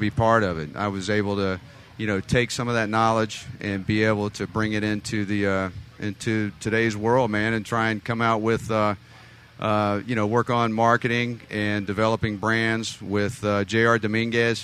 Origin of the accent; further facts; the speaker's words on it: Southeast United States, United States; Southeast United States. I know that nobody out there can tell by my accent.